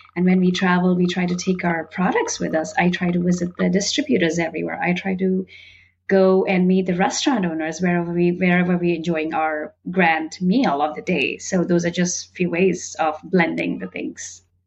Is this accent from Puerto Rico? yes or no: no; northern India, India; I was born and brought up in India. And while growing up in India, I belonged to the very northern part in India